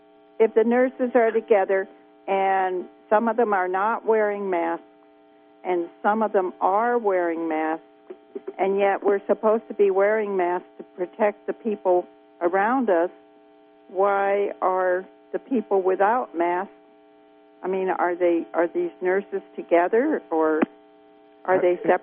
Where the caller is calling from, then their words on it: California, United States; I'm from Scarborville